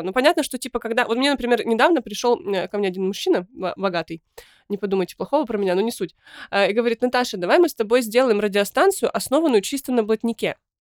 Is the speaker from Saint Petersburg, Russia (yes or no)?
no; Kyshtym, Chelyabinsk Oblast, Russia; я родилась в Кыштыме и потом подростковый возраст провела в Челябинске